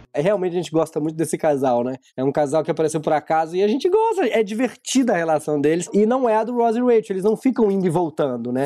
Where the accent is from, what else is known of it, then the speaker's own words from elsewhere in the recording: Minas Gerais, Brazil; Eu sou de Minas